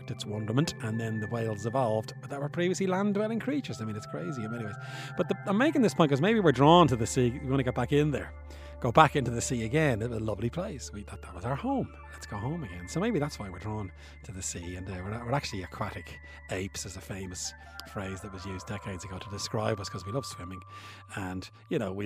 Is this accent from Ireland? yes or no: yes; Bray, Leinster, Ireland; moved away; I'm from Bray, County Wicklow, and I went back there a couple of weeks ago